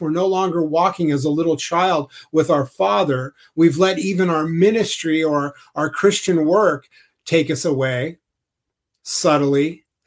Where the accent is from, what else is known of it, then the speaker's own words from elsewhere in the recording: Southern California, United States; I grew up in Southern California and I spent a lot of time on the ocean